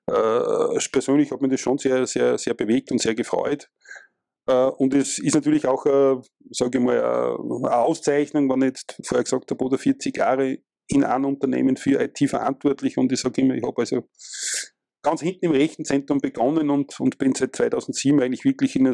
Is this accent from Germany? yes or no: no; Austria; ich komme aus Österreich